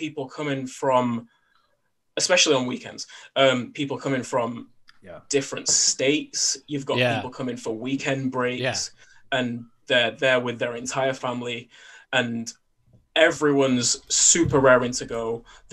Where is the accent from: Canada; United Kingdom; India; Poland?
United Kingdom; me being British